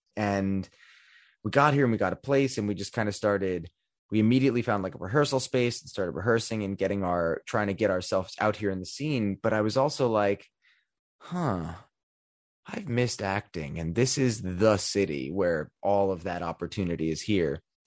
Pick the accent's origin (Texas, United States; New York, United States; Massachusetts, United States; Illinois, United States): New York, United States; growing up in New York